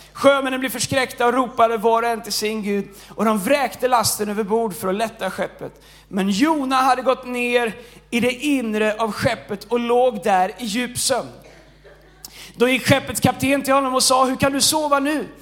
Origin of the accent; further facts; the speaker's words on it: Tidaholm, Västra Götaland, Sweden; Jag är ingen stockholmare, jag är från Tidaholm